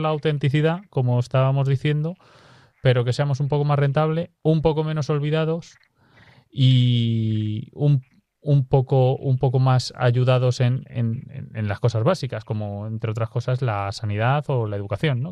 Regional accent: Pobladura de Aliste, Sierra de la Culebra area, Castile and León, Spain; moved away; estar en mi pueblo

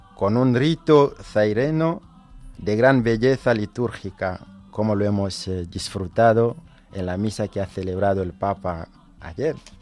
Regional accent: Bukavu, South Kivu, DR Congo; moved away as an adult; now in Madrid, Spain; soy de Bukavu, y Goma es cerca de Bukavu

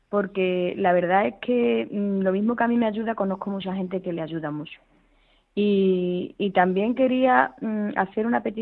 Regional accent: Los Palacios y Villafranca, Andalusia, Spain; yo realmente soy de un pueblo de, la provincia de Sevilla, soy de los Palacios de Villa Franca

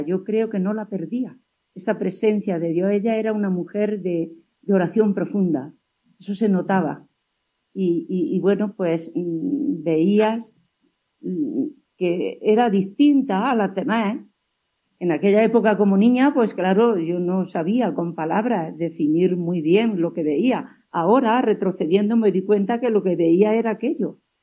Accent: Huéscar, Andalusia, Spain; Mi pueblo se llama Huescar, y eh, yo era una niña

